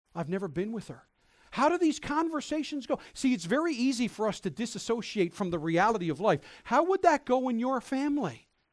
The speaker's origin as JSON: {"language": "English", "region": "Newfoundland and Labrador", "country": "Canada", "said": "in my forty-odd years of life, I've taken being a Newfoundlander for granted"}